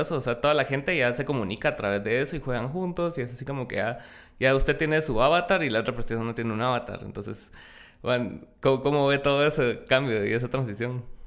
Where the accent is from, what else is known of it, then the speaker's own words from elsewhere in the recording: Guatemala; como guatemaltecos